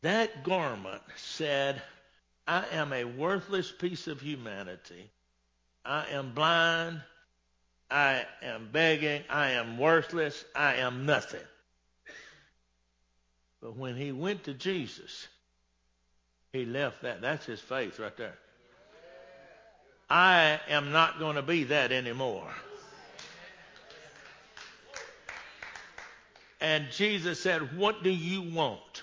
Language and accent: English; Texas, United States; I'm born and raised in Texas.